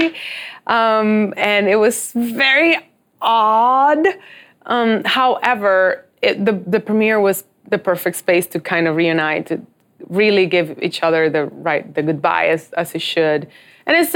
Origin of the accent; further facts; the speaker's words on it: Dominican Republic; I'm from Dominican Republic